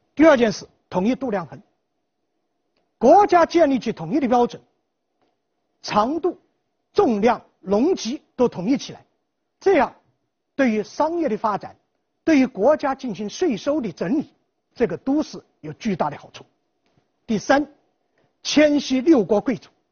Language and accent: Chinese; Jiangxi, China; 我们江西人自己就无数的方言